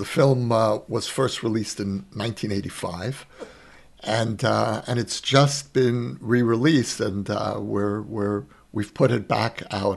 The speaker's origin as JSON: {"language": "English", "town": "New York City", "region": "New York", "country": "United States", "tie": "born or raised there", "moved": "as an adult", "lives_now": "Israel", "said": "where I grew up, which was Borough Park"}